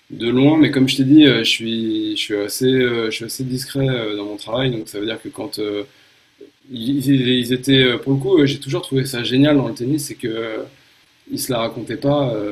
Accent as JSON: {"language": "French", "country": "Japan", "tie": "born or raised there", "moved": "yes", "said": "J'ai été marqué, je pense, par deux trucs. Euh, mon enfance au Japon"}